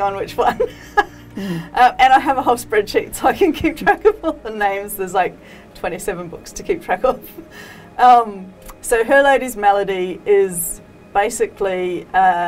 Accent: New Zealand; moved away as an adult; now in Sydney, Australia; I grew up in New Zealand, and then I moved to Sydney with my ex, and now obviously live here with our children

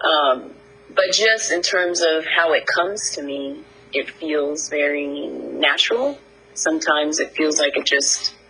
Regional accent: New Jersey, United States; moved away; growing up in Jersey

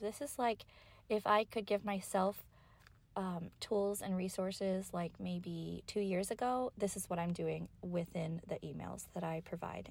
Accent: Kentucky, United States; I grew up in Kentucky.

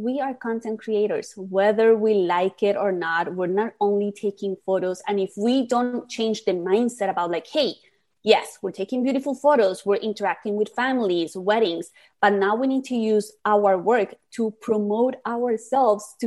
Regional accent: Colombia; accent: Colombian; my Colombian accent.

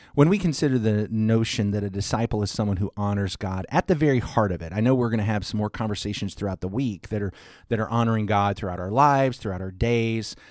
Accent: the South, United States; I'm solidly from the South

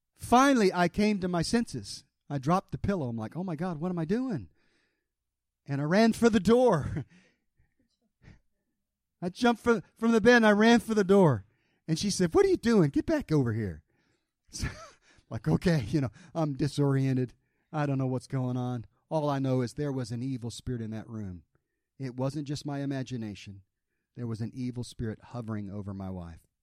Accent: the South, United States; I was raised in the South

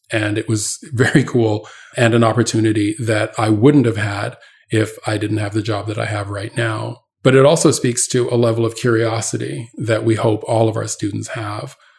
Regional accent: Canada; now in United States; I grew up in Canada

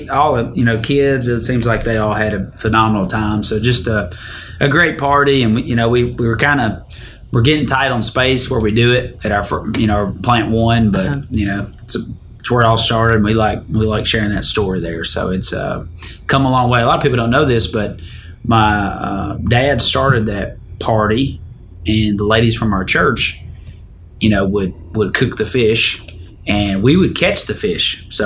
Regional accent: Detroit, Michigan, United States; I went to my hometown this week. Detroit. Detroit

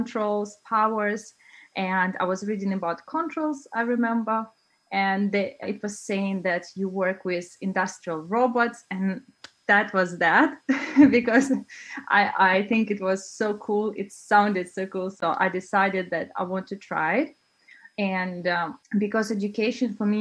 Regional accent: Russia; also born or lived in China; now in Denmark; I'm originally from Russia, but I've been traveling around the world

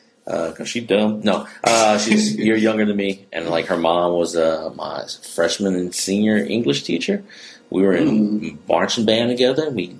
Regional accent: Morgan City, Louisiana, United States; moved away as an adult; also born or lived in New Orleans, Louisiana; now in Lafayette, United States; I was born in Morgan City.

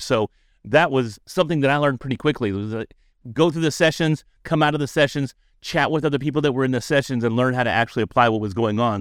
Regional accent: Dallas, Texas, United States; I'm from Dallas

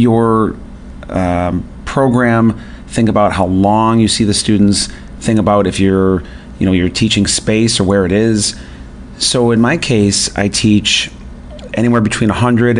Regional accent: north near Buffalo, New York, United States; moved away; I grew up north near Buffalo, New York

